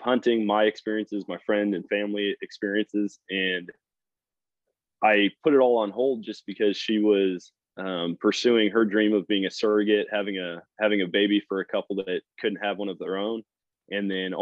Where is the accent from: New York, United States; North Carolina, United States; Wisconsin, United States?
Wisconsin, United States; moved away as an adult; now in Missouri, United States; I grew up in Wisconsin, started hunting up there